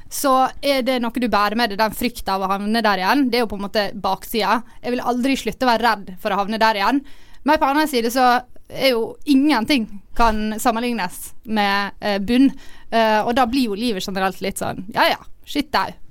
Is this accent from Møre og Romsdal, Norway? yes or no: yes; Ålesund, Møre og Romsdal, Norway; jeg liker hele konseptet med at alle reiser hjem på ferie alle hjemme i Ålesund.